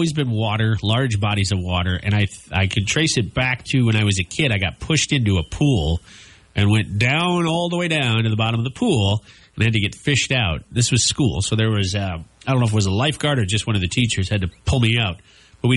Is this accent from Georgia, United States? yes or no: no; Minnesota, United States; I grew up in Minnesota where we had a lake every five blocks